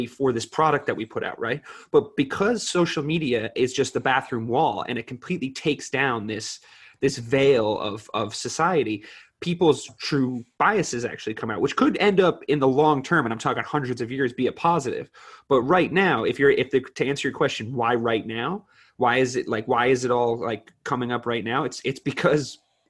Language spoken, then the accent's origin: English; East Coast, United States; we're from the East Coast